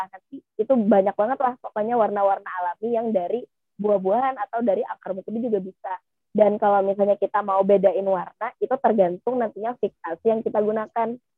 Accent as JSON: {"language": "Indonesian", "region": "South Kalimantan", "country": "Indonesia", "said": "kalau kita ya orang Kalimantan Selatan ngomongnya si Saranjana ini tempat uh, paling modern"}